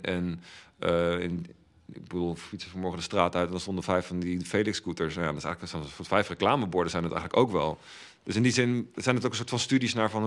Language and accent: Dutch; Velp, Gelderland, Netherlands; moved away as an adult; also born or lived in The Hague; now in Rotterdam, Netherlands; ik ben opgegroeid in Velp, klein dorpje naast Arnhem